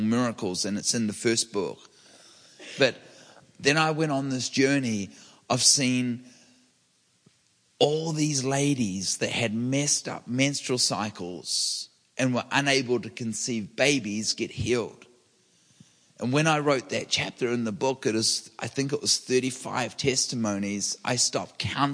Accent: New Zealand; now in Redding, United States; I'm from New Zealand. I live in Redding, California, and I'm a public speaker and an author.

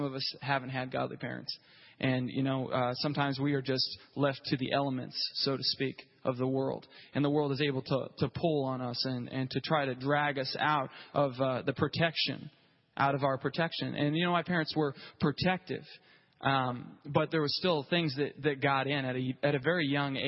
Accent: Grove, Oklahoma, United States; It was in Grove, Oklahoma. I don't know if you've ever been there, but that's where I grew up

